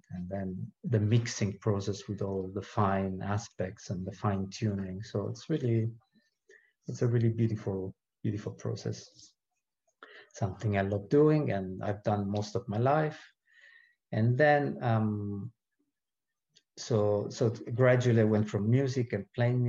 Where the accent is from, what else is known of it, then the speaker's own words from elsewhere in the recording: Rome, Lazio, Italy; moved away as an adult; now in New Zealand; I was born in Rome, Italy, and that's where I grew up.